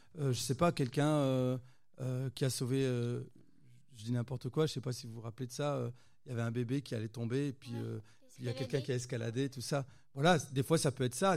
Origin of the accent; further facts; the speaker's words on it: Roubaix, Hauts-de-France, France; je viens de Roubaix, hein. c'est là où je suis né, où j'ai grandi, à Roubaix dans le nord de la France, donc euh, à côté de Lille